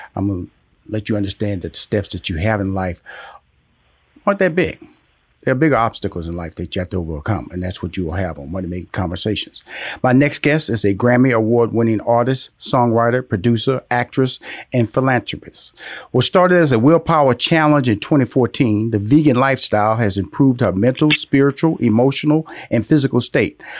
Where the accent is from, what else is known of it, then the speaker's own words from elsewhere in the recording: Houston, Texas, United States; I was born in Fifth Ward